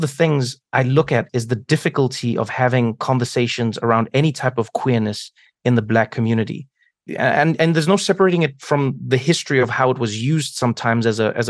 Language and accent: English; South Africa; I grew up in South Africa at a time when, you know, not only were we, I mean, exploring the very genesis of a democracy